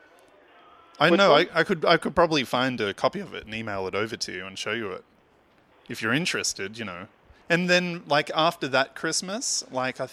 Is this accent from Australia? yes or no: yes; Australia; I'm here from Australia